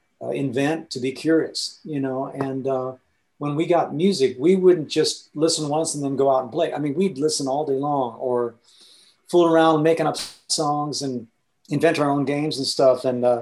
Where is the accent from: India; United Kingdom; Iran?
India; the other thing about growing up in India that really changed how I approach music